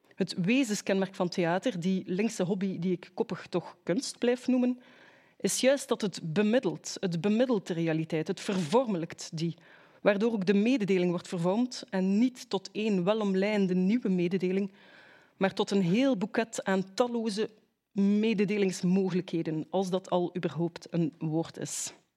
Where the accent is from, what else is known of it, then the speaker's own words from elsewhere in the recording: Ghent, Flanders, Belgium; mijn thuisstad, het mooie Gent